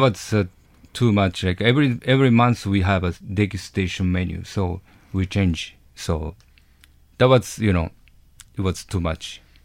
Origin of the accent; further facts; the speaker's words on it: Japan; English is a second language; moved away; I'm Japanese, hundred percent Japanese, like, from you know, I grew up, growing up in Japan when I was young